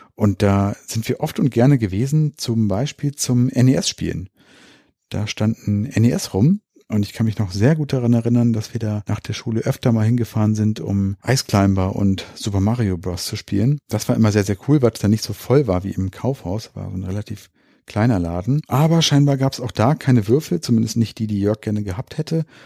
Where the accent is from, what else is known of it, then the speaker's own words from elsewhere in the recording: Hanover, Lower Saxony, Germany; Das ist hier in Linden bei uns in Hannover